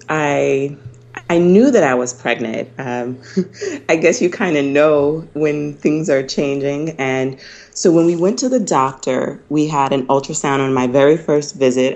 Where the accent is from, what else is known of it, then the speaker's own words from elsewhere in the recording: North Carolina, United States; also born or lived in Pennsylvania / Tennessee; I'm originally from North Carolina. Um, I grew up here, but at the age of 14, I went to Pine Forge Academy